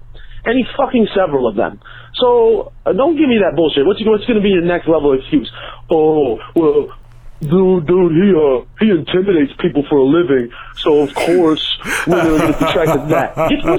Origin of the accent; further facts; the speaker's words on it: Connecticut, United States; I'm from Connecticut